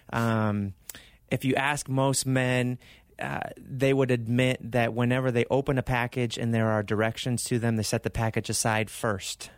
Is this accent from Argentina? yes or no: yes; Argentina; also born or lived in California / Arizona; now in Mesa, United States; I was born in California, raised in Argentina